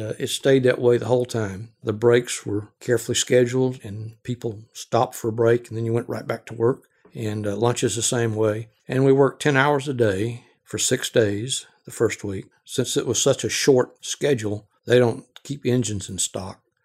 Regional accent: Georgia, United States; I grew up in Georgia, lived in the Southeast all my life

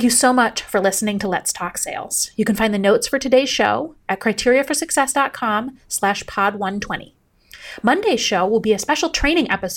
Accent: Upper Peninsula of Michigan, United States; moved away; when I was a kid, I grew up in the Upper Peninsula of Michigan

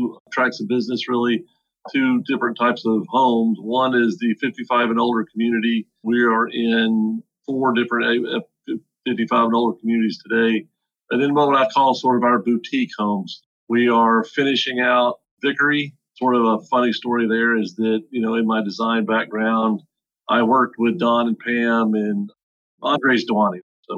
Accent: Atlanta, Georgia, United States; I grew up in Atlanta

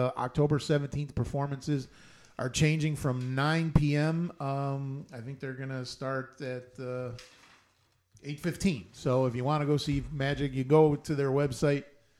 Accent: Tennessee, United States; So in Tennessee, where I grew up, there were animals, farms, wagons, and mules.

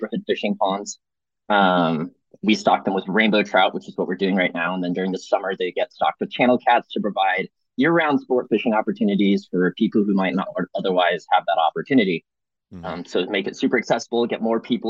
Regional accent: San Antonio, Texas, United States; I'm from San Antonio

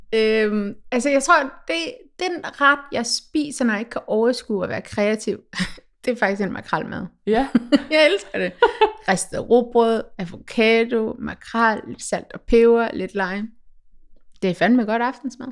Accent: Denmark; som dansker

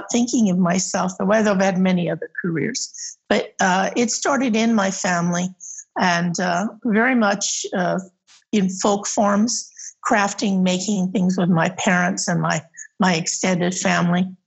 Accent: Santa Clara Valley, California, United States; I was raised in the Santa Clara Valley before there was anything like Silicon Valley

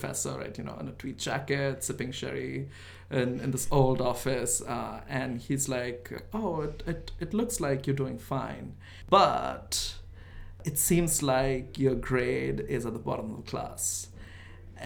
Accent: India; I grew up in India, yeah. I grew up in this small town in India.

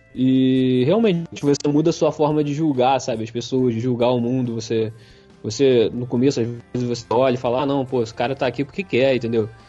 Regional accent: Brazil

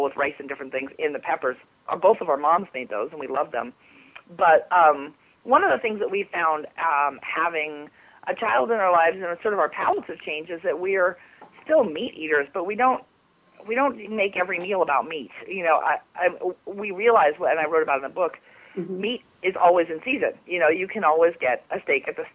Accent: Southern California, United States; moved away; I grew up in Southern California where there was nothing but dirt

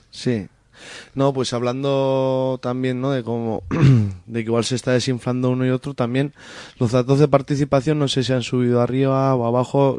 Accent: Tierra de Estella, Navarre, Spain; Yo vengo de Tierra de Estella

